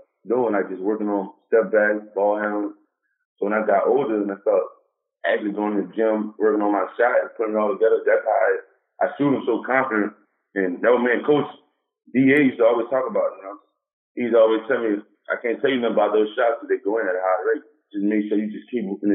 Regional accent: New Orleans, Louisiana, United States; Growing up in New Orleans, I grew up there.

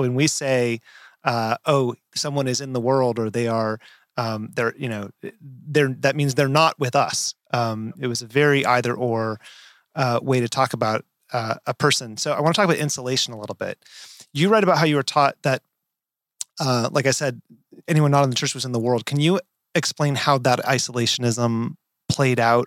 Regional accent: rural Nevada, United States; I grew up in Nevada, rural

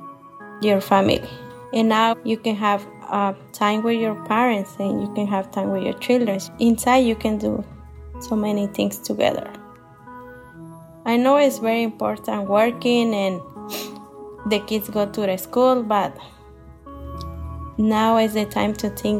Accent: Michoacán, Mexico; English is a second language; moved away as an adult; now in Columbus, United States; I'm from Michoacán, Mexico. I'm living in Columbus, Ohio more than 20 years.

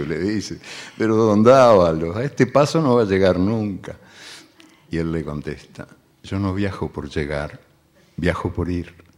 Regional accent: Uruguay; also born or lived in Argentina; yo soy uruguayo y argentino también y bueno, y de muchos otros lugares

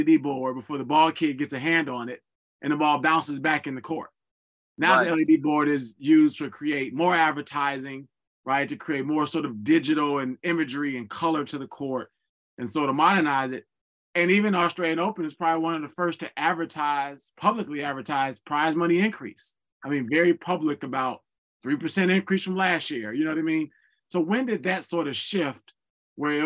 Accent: Chicago, Illinois, United States; I'm from Chicago

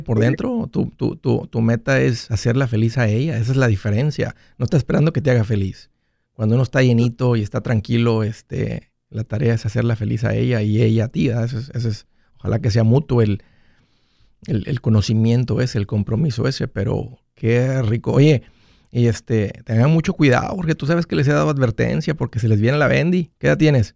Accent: Matamoros, Tamaulipas, Mexico; moved away; de donde yo vengo

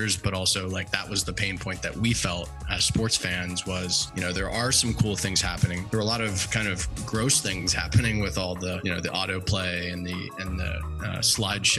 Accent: Cincinnati, Ohio, United States; now in California, United States; I grew up in Cincinnati, Ohio, big Reds, Bengals fan, living in California

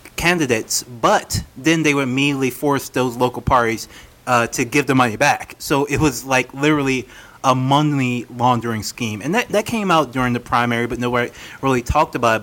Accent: Louisiana, United States; I'm from Louisiana

